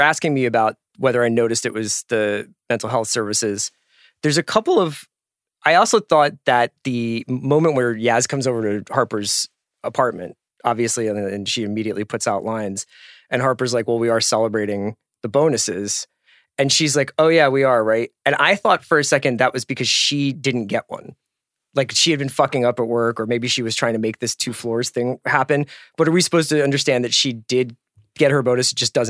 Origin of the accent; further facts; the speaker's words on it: England, United Kingdom; Aside from being English.